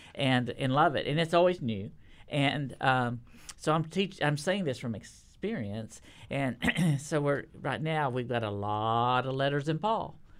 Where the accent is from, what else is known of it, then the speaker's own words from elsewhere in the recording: Texas, United States; now in Nashville, United States; I'm a Texan